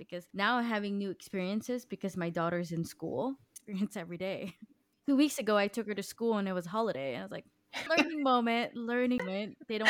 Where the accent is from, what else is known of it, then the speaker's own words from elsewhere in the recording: United States; now in Denmark; for me as an American